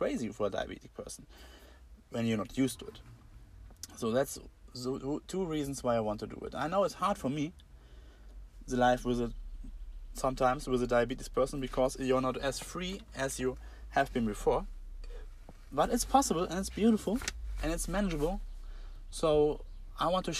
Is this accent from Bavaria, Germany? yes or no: no; Braunschweig, Lower Saxony, Germany; I'm from Germany, Braunschweig is a city